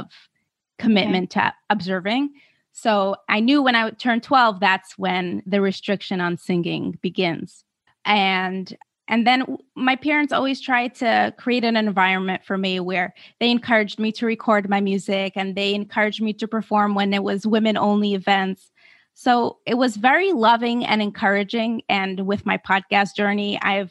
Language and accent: English; Moscow, Russia; I grew up fully in Moscow